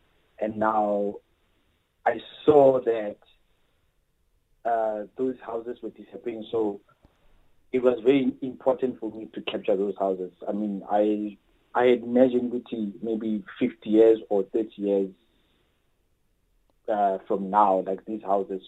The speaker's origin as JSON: {"language": "English", "town": "Soweto", "region": "Gauteng", "country": "South Africa", "tie": "born or raised there", "said": "I grew up in Soweto and like in a four-room house."}